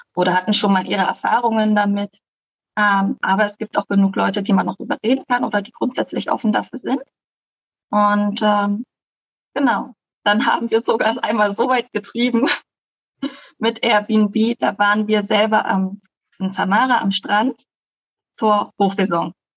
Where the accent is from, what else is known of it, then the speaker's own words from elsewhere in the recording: Berlin, Germany; now in Costa Rica; ursprünglich komme ich aus Deutschland, aus Berlin